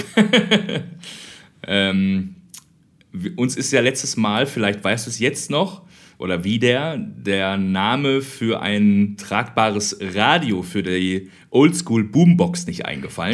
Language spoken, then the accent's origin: German; Germany; moved away as an adult; also born or lived in Austria; ich bin aus Deutschland